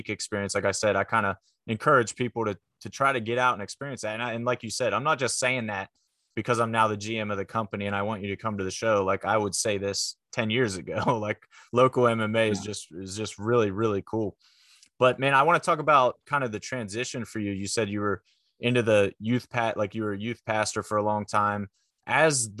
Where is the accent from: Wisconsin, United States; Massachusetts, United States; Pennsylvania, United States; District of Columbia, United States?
Pennsylvania, United States; Fulton County; I grew up in Fulton County, PA, which is like South Central PA near Breezewood-ish